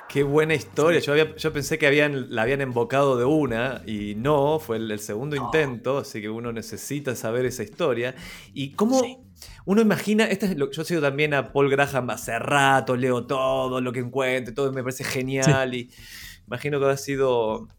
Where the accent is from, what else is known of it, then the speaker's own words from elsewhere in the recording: Argentina; now in Chile; ni, siquiera soy chileno, soy argentino viviendo en Chile